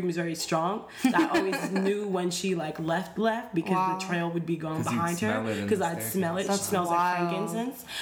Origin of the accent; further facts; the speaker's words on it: New York City, New York, United States; I grew up on East Fordham.